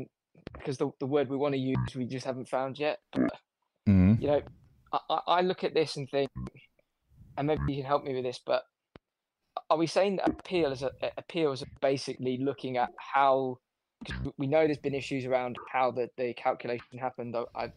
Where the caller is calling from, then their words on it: London, United Kingdom; I'm calling from London.